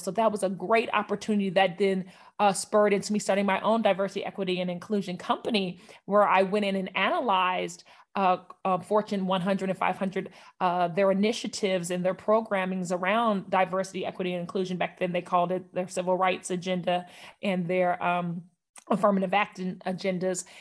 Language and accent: English; Northern California, United States; moved away as an adult; also born or lived in Oakland, California / Atlanta, Georgia; I was born in California, Northern California, and, uh, I grew up there for eighteen years